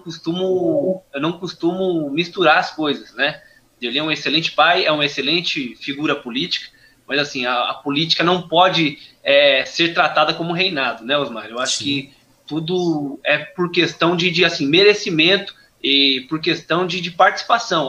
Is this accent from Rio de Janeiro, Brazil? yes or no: no; Suzano, São Paulo, Brazil; eu sou nascido aqui no Jardim Monte Cristo, uhum. na cidade de Suzano